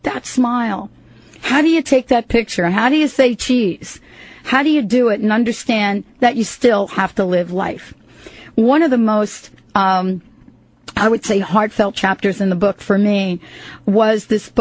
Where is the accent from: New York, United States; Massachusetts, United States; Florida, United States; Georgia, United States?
New York, United States; New York City; moved away; also born or lived in New Jersey; I grew up in New York and New Jersey